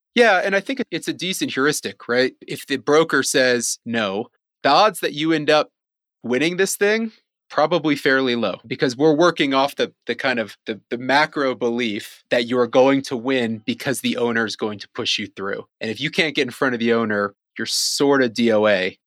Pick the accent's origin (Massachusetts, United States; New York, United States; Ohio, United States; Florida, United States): Ohio, United States; Cleveland; moved away as an adult; also born or lived in China; I'm from Cleveland, Ohio originally